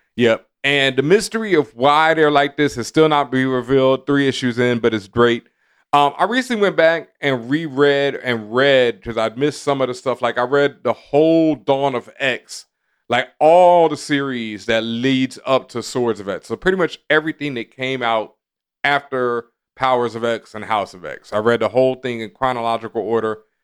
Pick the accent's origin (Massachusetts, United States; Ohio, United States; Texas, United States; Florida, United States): Texas, United States; I grew up in the South in Texas